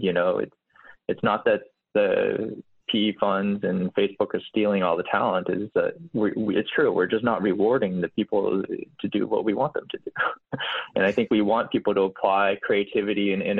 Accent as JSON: {"language": "English", "town": "Boulder", "region": "Colorado", "country": "United States", "tie": "born or raised there", "moved": "yes", "lives_now": "San Francisco, United States", "said": "I was born in Boulder, Colorado"}